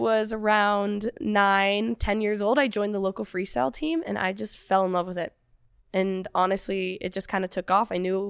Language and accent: English; Whitefish, Montana, United States; Well, growing up in Montana, not much else to do in Whitefish than just ski. So no, I grew up with a ski or in a ski family